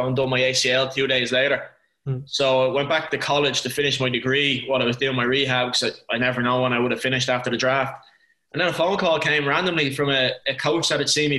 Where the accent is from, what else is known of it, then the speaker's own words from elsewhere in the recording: Ireland; moved away as an adult; also born or lived in Cork; being Irish